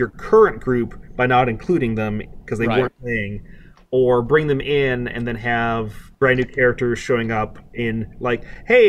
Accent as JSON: {"language": "English", "town": "Beaumont", "region": "Texas", "country": "United States", "tie": "born or raised there", "moved": "yes", "lives_now": "Atlanta, United States", "said": "my hometown, Beaumont, Texas, was the site of the first ever oil gusher"}